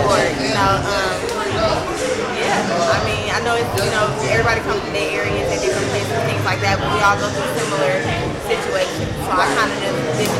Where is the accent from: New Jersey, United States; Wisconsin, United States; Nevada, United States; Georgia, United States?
Nevada, United States; Las Vegas; I'm from Las Vegas, Nevada, the north part.